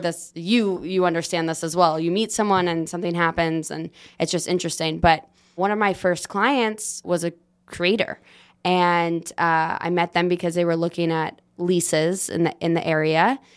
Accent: Los Angeles, California, United States; I am born and raised in Los Angeles

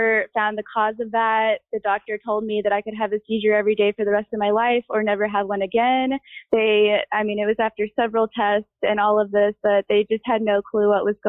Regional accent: Missouri, United States; I grew up in Missouri

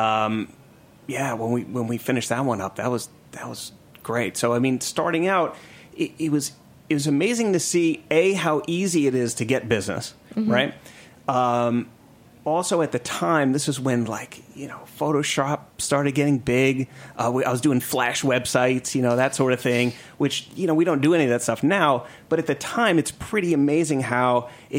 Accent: New York, United States; moved away as an adult; also born or lived in Atlanta; I grew up in New York

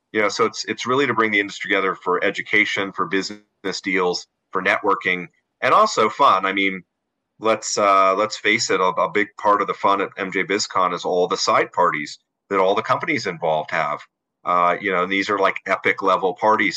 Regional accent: Denver, Colorado, United States; also born or lived in South Korea; moved back to Denver, my hometown

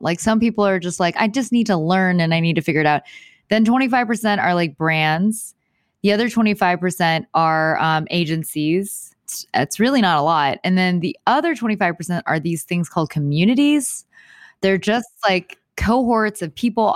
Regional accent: Houston, Texas, United States; moved away as an adult; now in Los Angeles, United States; I am from Houston, Houston, Texas

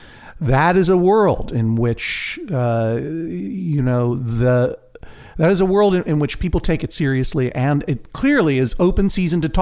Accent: Brookline, Massachusetts, United States; we were growing up in Brookline

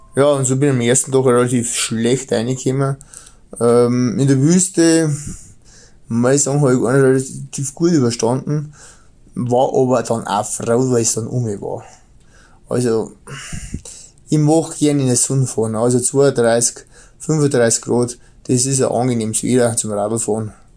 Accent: Bavaria, Germany; accent: Bavarian; mein bayerischer Dialekt

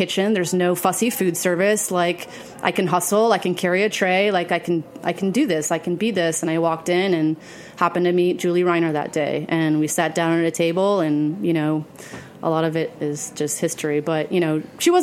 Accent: Las Vegas, Nevada, United States; moved away as an adult; also born or lived in Phoenix, Arizona / Dallas, Texas; now in New York City, United States; I grew up in the Southwest. I was born in Phoenix. Grew up in Vegas

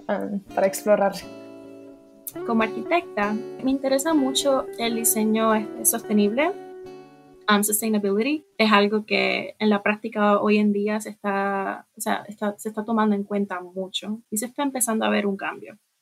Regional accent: Puerto Rico

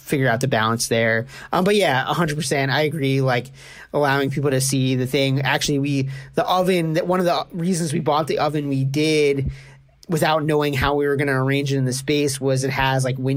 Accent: New York City, New York, United States; moved away as an adult; now in Kingston, United States; I grew up in Brooklyn and moved up here around 7.5 years ago now.

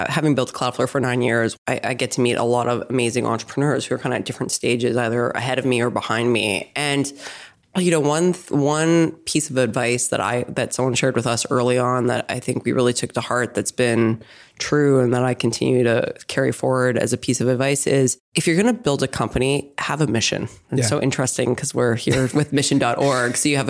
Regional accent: Saskatchewan, Canada; moved away as an adult; also born or lived in Montreal / Toronto / Boston / New York; I actually grew up in Canada. So I grew up in Saskatchewan, but I spent a lot of time in Montreal and Toronto before I came here.

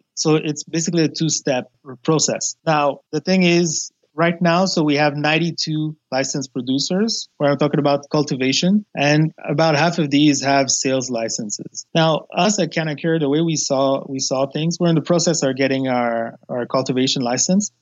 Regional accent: Montreal, Quebec, Canada; born or raised there; also born or lived in Haiti

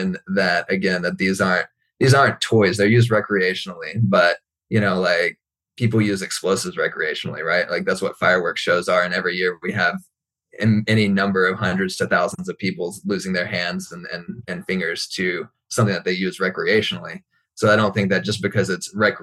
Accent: Texas, United States; I am from Texas

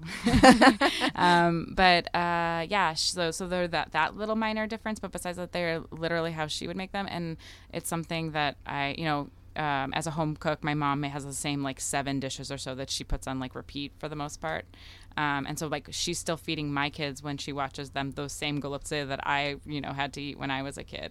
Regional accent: United States; first language Russian; English is a second language; the child of immigrants in the United States

